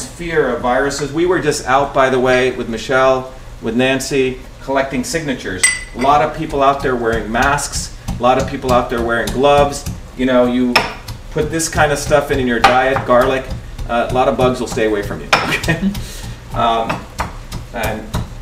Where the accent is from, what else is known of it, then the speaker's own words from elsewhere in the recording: India; moved away; When I grew up in India